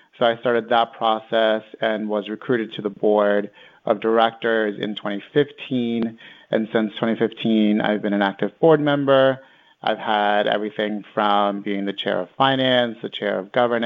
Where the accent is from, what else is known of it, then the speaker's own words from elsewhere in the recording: Greenwich, Connecticut, United States; also born or lived in El Salvador; I was born in El Salvador, and I grew up in El Salvador for about 9 years and came to the U.S. when I was nine. And the rest of the time, I grew up in Greenwich, so I went through all of Greenwich public school systems.